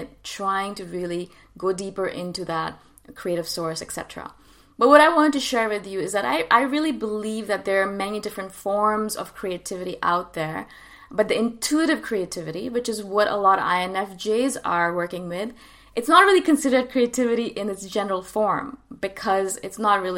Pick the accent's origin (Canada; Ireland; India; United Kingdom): India; moved away; I am from India originally.